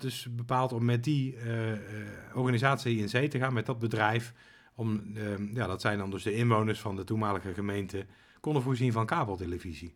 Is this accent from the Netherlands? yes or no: yes; Wouw, North Brabant, Netherlands; in het dorp waar ik ben opgegroeid